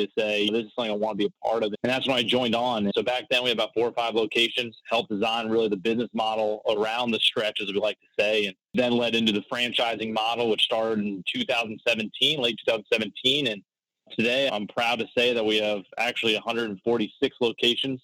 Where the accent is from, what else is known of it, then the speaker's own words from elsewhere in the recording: Florida, United States; I'm actually born and raised in Florida